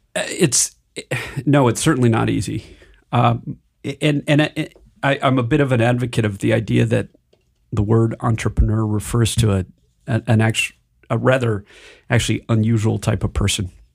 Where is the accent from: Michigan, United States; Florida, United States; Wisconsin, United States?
Michigan, United States; moved away; also born or lived in Silicon Valley / Denver; I grew up in Michigan